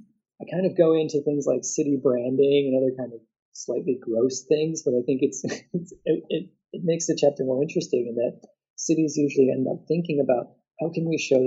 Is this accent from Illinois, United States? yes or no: yes; Illinois, United States; now in Christchurch, New Zealand; And so I grew up outside of Chicago, and one of the great things is that when a band I liked would go on tour, I knew that they would come to Chicago. Then I moved to Christchurch